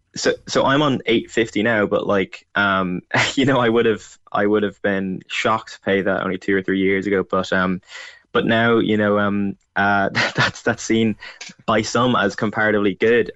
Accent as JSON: {"language": "English", "region": "County Louth", "country": "Ireland", "moved": "as an adult", "lives_now": "Dublin, Ireland", "said": "I'm from Louth"}